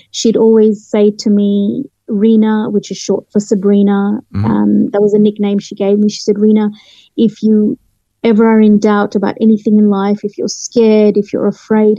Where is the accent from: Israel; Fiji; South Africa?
Fiji; Nadi; born or raised there; moved away; also born or lived in London, United Kingdom / Australia